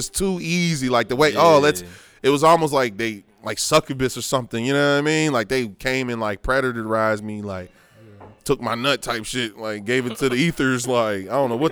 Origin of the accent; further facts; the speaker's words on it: United States; moved away; also born or lived in Westchester; I was from Lincoln Heights